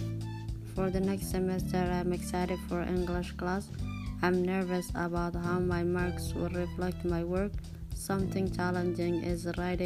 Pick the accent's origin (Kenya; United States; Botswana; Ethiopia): Ethiopia; first language Somali; English is a second language; now in Canada; I come from Ethiopia